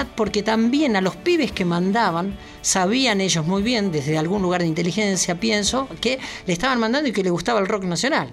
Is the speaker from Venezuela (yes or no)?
no; Mercedes, Argentina; yo nací en Mercedes, no voy a discutir, soy, soy mercedino